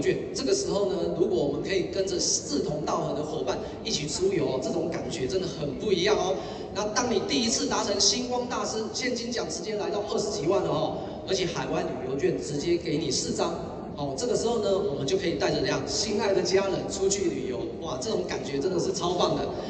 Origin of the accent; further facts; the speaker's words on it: Keelung, Taiwan; 我老家呢，在基隆，我爸妈他是经营一间小家具店的